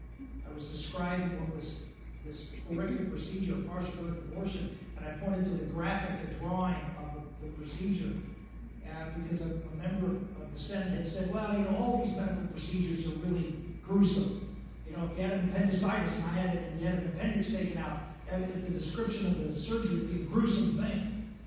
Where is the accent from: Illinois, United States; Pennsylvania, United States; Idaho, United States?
Pennsylvania, United States; I was from Pennsylvania. It was hard enough being a conservative, much less being an outspoken one on this controversial issue.